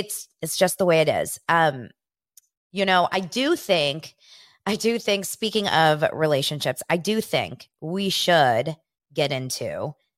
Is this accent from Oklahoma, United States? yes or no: no; Los Angeles, California, United States; born or raised there